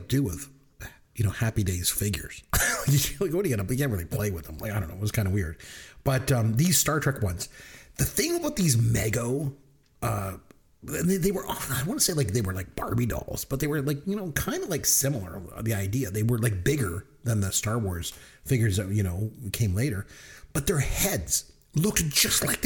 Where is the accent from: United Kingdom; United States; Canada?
Canada; I'm Canadian